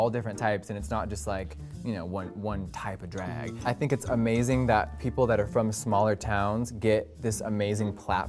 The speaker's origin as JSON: {"language": "English", "town": "Huntington Beach", "region": "California", "country": "United States", "said": "Huntington Beach."}